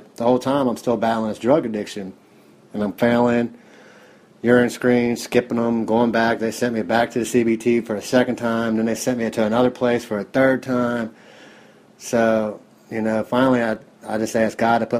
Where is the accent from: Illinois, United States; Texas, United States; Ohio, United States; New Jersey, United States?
Ohio, United States; Cincinnati; I'm from Cincinnati, Ohio, 43 years old.